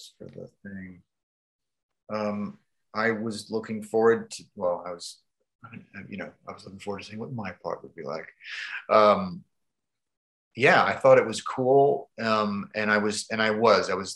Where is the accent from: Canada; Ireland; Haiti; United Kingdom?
Canada; I'm from Canada.